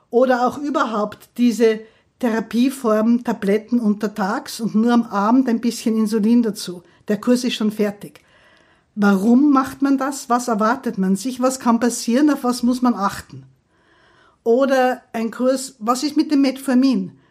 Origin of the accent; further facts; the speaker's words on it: Graz, Styria, Austria; ich komme aus der Steiermark, aus Graz, ich freue mich schon auf die Steirer